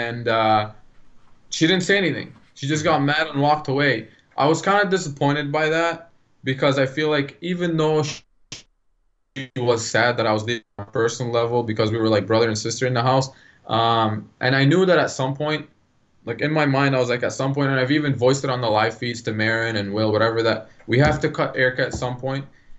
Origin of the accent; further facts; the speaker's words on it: Lebanon; now in Canada; I grew up in Lebanon and then me coming here